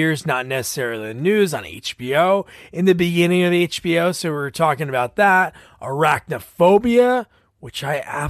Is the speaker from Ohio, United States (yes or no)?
no; New Jersey, United States; I am from Jersey. I know. Me and my wife, we grew up in Central Jersey, but anywhere we ever go, no accent